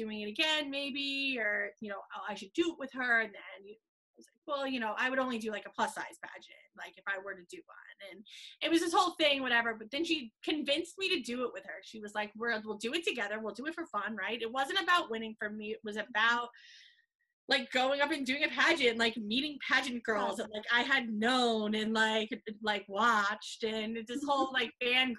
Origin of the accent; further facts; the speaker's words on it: Long Island, New York, United States; am from Long Island, New York, as you can probably tell by my accent